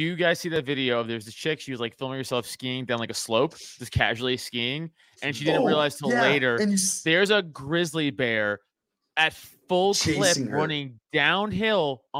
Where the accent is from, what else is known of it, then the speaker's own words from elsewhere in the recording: United States; I grew up in America.